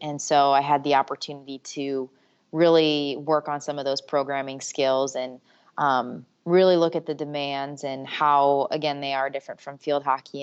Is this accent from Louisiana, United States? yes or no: no; Michigan, United States; also born or lived in Syracuse; I'm originally from Michigan